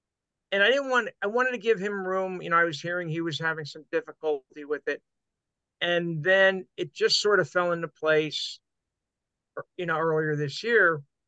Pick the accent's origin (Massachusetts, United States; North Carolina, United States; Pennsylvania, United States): Pennsylvania, United States; Hazleton; I was in Hazleton, my hometown, from 81 to 85.